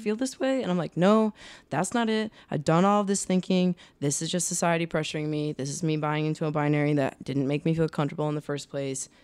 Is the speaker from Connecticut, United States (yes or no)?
no; Rhode Island, United States; moved away as an adult; also born or lived in Boston; now in Los Angeles, United States; I grew up in Rhode Island.